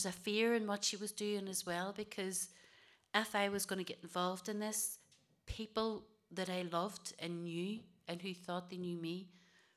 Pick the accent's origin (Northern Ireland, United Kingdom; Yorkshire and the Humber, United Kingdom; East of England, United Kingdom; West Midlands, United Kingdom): Northern Ireland, United Kingdom; Derry; also born or lived in Wales; We came back to Derry. We grew up in the Bogside.